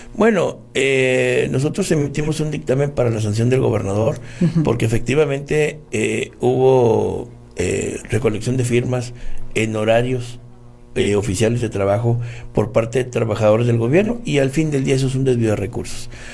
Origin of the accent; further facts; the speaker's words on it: Apodaca, Nuevo León, Mexico; mi pueblo, es de, mi terruño este, donde tengo mucho tiempo trabajando ya por la gente